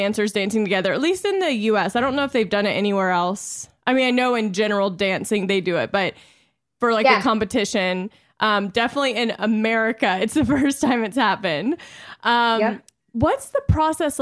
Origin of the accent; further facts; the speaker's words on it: Louisiana, United States; I'm from Louisiana